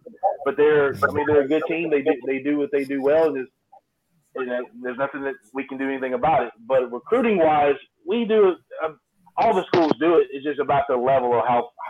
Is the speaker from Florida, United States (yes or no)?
no; Alabama, United States; I'm from Alabama